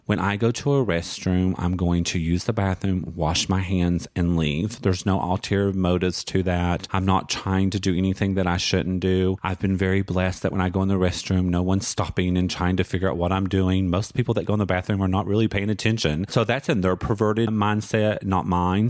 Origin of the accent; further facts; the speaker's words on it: Pikeville, Kentucky, United States; accent: Southern; moved away as an adult; I actually grew up in Eastern Kentucky in a little city called Pikeville.